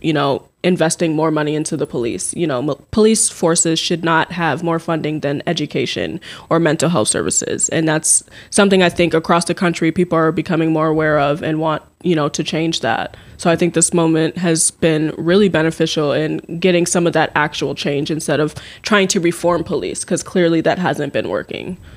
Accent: Minneapolis, Minnesota, United States; now in Mankato, United States; I am originally from the Twin Cities

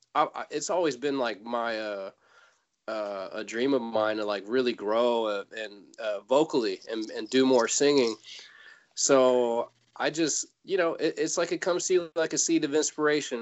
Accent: Fairfield, California, United States; also born or lived in San Francisco; I was born in San Francisco, raised in a in a little suburb not too far away uh, called Fairfield

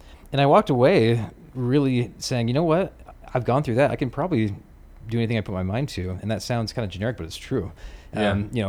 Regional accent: St. George, Utah, United States; one of my best buddies that I grew up with in St. George named Dane Jorgensen was big in the affiliate space

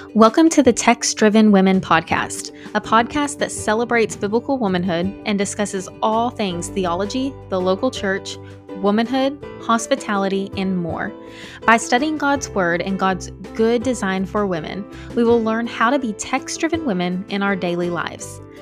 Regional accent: Texas, United States; Growing up in Texas

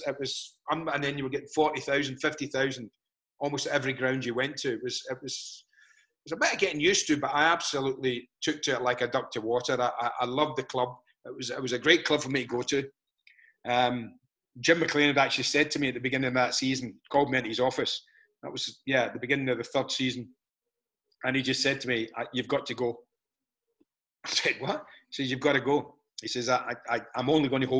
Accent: Scotland, United Kingdom; I'm proud as a Scot.

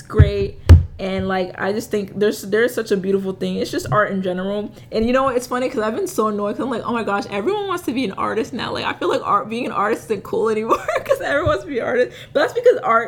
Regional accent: United States; I'm Haitian. I'm Haitian American. My parents were born in Haiti. I was born here.

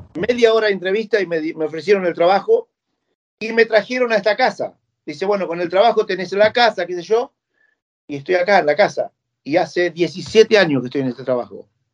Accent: San Mayol, Buenos Aires Province, Argentina; also born or lived in Bahía Blanca; now in United Kingdom; me llevaron a Mayol con mi, abuela Polola y la, abuela Tata. Y entre ellos me empezaron a criar eh, a mí, me criaban ahí.

